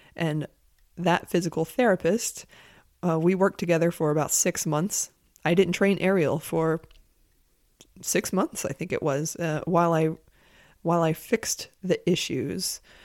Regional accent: Monroe, North Carolina, United States; also born or lived in San Francisco; now in South Carolina, United States; Monroe, North Carolina, which is where I'm from

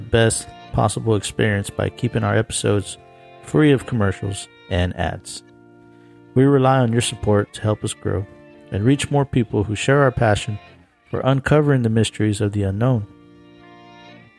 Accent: Houston, Texas, United States; near my hometown, Houston, Texas

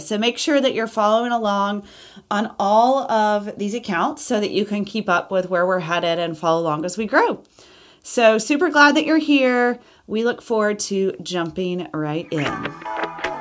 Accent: Auburn, Alabama, United States; I was born in Auburn, Alabama.

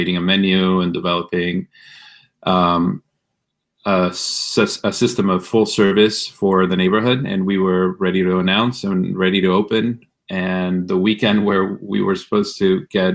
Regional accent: Ciudad Juárez, Chihuahua, Mexico; also born or lived in El Paso, Texas, United States; now in Washington, D.C., United States; I'm originally born and raised in Mexico, but did a lot of growing up in the border of El Paso, Texas, and Ciudad Juarez.

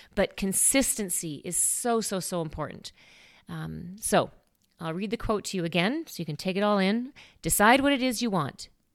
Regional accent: Saskatoon, Saskatchewan, Canada; moved away; Saskatoon, which makes sense because that's where I came from. That's my hometown.

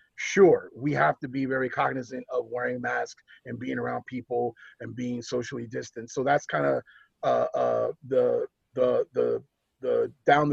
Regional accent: New York, United States; moved away; I'm born and raised in New York. I'm a native New Yorker.

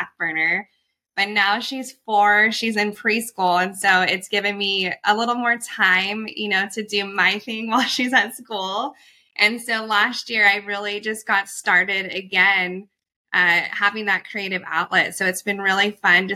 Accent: New Mexico, United States; now in Costa Mesa, United States; I'm born and raised in New Mexico

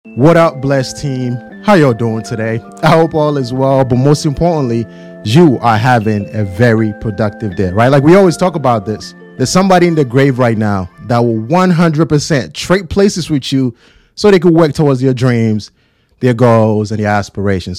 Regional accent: Ghana; born and raised in Ghana

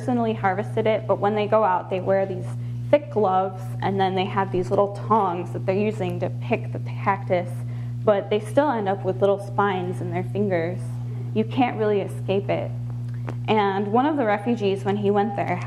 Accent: Michigan, United States; moved away as an adult; now in Tucson, United States; I was from Michigan

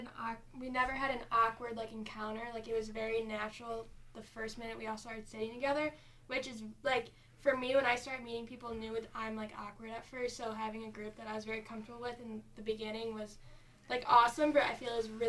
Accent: Cleveland, Ohio, United States; moved away; And then I'm from Cleveland, Ohio.

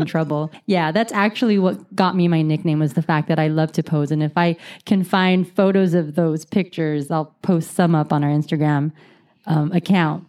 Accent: United States; We were born here. We're Americans

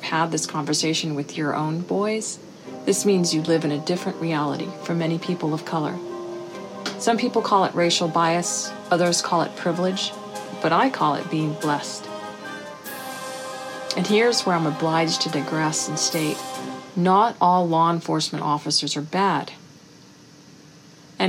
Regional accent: United States; as an American of Mexican descent, growing up with brothers

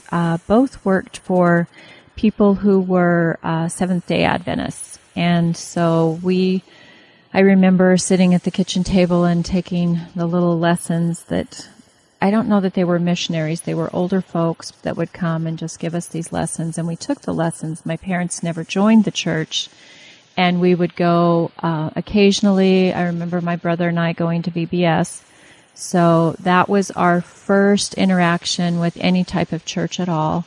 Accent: Twin Falls, Idaho, United States; now in Jerome, United States; I grew up in Twin Falls, Twin Falls Bruin.

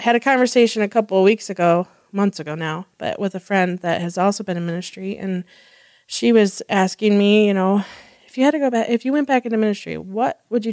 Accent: Illinois, United States; now in Chippewa Valley, United States; I was born in Illinois

